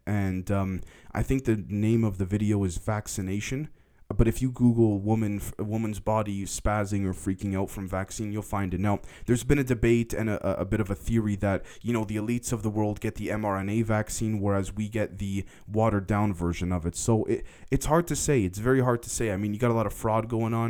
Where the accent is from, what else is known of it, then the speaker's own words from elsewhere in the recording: Canada; also born or lived in United States; I'm, I'm Canadian, even though I spent a lot of time in the States